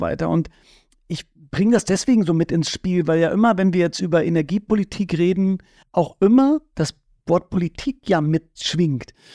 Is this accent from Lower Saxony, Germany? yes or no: yes; Bad Bentheim, Lower Saxony, Germany; Ich bin ja in Bad Bentheim aufgewachsen.